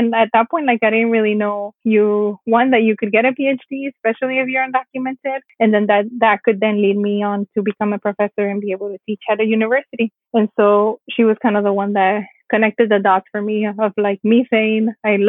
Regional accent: California, United States; So because I mentioned, I grew up in California.

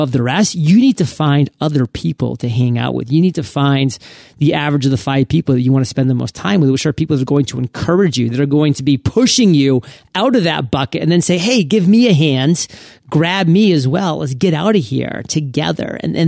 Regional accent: Maine, United States; So I'm from Maine, so this is kind of a Maine thing

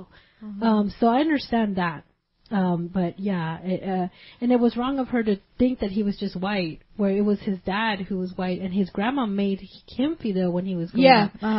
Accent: Gardena, California, United States; and I'm here from Gardena.

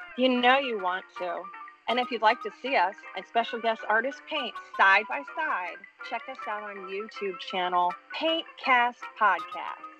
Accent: Bristol, Connecticut, United States; also born or lived in Boston area; now in Boston, United States; I grew up outside of Hartford

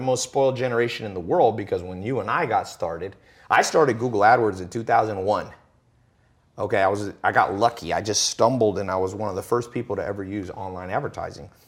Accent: Long Beach, California, United States; I was born in Long Beach, Compton kinda area, and never was around anybody who would make a hundred grand a year

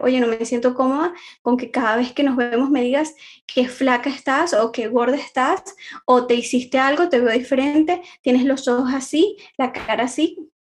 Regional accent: Venezuela; moved away as an adult; now in Barcelona, Spain; soy venezolana, actualmente vivo acá en Barcelona, emigré buscando una mejor calidad de vida

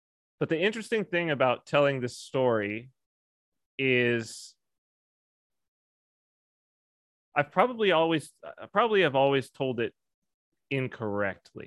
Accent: San Bernardino, California, United States; moved away; also born or lived in Washington, D.C. / Las Vegas; I was raised in Southern California in San Bernardino

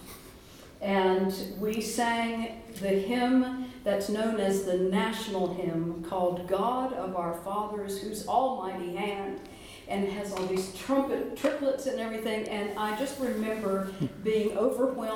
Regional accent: Winston-Salem, North Carolina, United States; I'm from Winston-Salem, North Carolina. And so I grew up in Winston-Salem

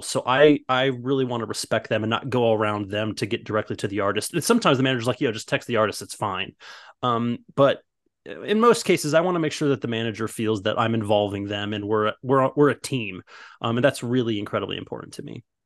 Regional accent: Midwest, United States; moved away as an adult; now in Los Angeles, United States; I'm originally from the Midwest and all of my best friends are all from when I grew up

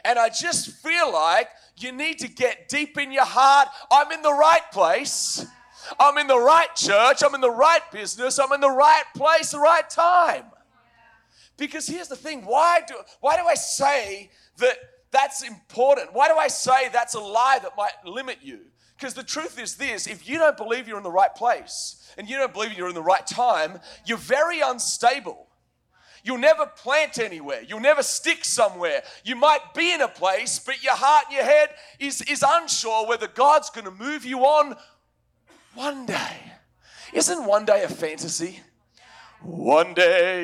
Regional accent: Australia; moved away; As an Australian

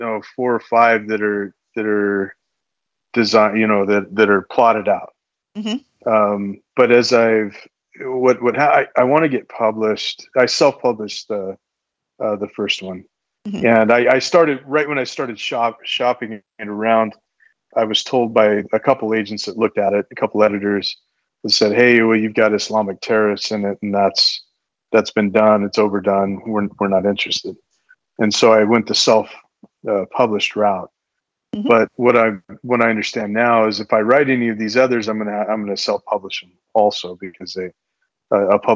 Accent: Arizona, United States; I grew up in Arizona

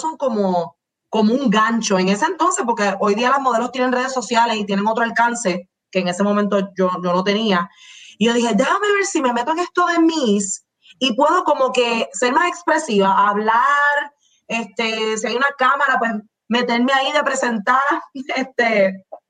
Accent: Manatí, Puerto Rico; yo soy de Manatí, y mi mamá me traía, y digo me traía porque estoy, estoy en San Juan ahora mismo

